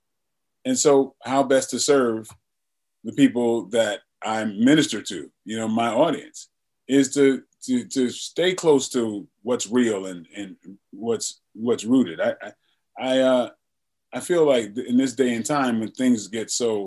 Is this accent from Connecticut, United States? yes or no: yes; Bridgeport, Connecticut, United States; moved away; to have grown up in Bridgeport